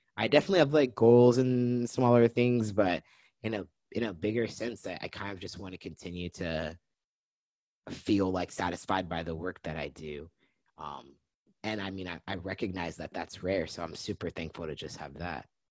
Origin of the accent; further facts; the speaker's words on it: Lompoc, California, United States; moved away as an adult; now in Portland, United States; I was born and raised in Santa Barbara, Lompoc, California, um, and I relocated here to Portland, Oregon in 2017